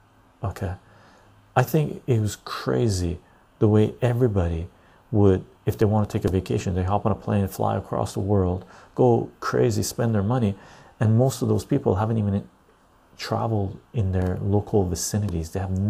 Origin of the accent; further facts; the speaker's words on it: Liverpool, North West England, United Kingdom; I'm half Irish, grew up in Liverpool.